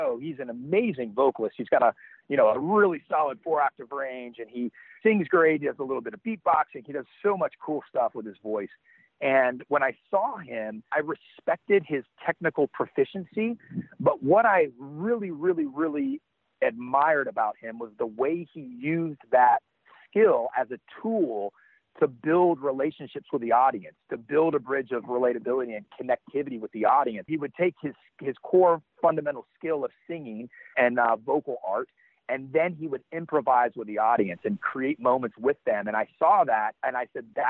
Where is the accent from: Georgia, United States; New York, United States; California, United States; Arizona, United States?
Georgia, United States; Athens; moved away as an adult; also born or lived in San Francisco Bay Area / Los Angeles; I started drumming in bands in my hometown, Athens, Georgia.